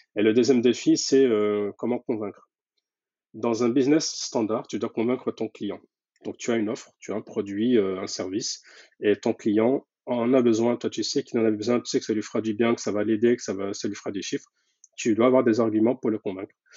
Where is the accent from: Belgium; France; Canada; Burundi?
France; je suis donc né en France et grandi en France, mais avec de très très fortes attaches